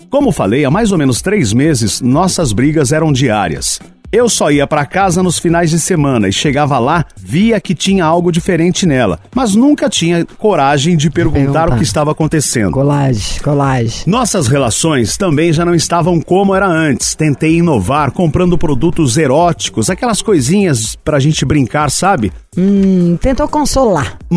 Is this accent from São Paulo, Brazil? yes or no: no; Santa Catarina, Brazil; tenho 29 anos, sou de Santa Catarina, signo de peixes.